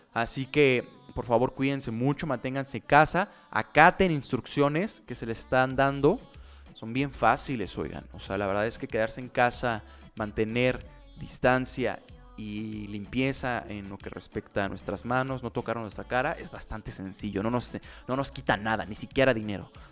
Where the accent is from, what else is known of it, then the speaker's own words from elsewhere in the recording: Mexico; Soy mexicano